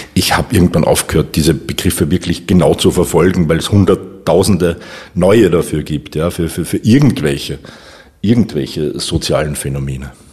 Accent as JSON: {"language": "German", "region": "Upper Austria", "country": "Austria", "tie": "born or raised there", "moved": "yes", "lives_now": "Vienna, Austria", "said": "Ich bin geborener Oberösterreicher, jetzt aber schon die meiste Zeit in, in Wien, seit 1988"}